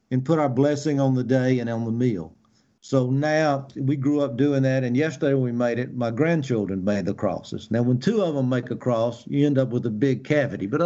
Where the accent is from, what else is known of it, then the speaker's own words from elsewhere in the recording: Greenville, Mississippi, United States; growing up in the Mississippi Delta and growing up in Greenville and going to the uh, Catholic school